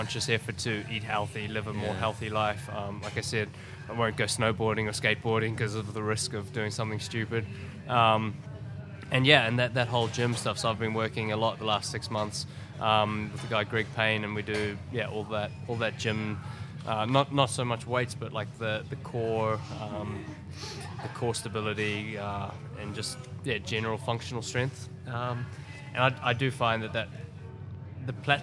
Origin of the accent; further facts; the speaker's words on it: Auckland, New Zealand; my hometown in Auckland